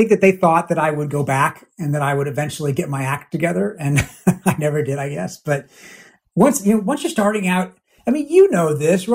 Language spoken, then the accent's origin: English; Washington, District of Columbia, United States; I grew up in the Washington area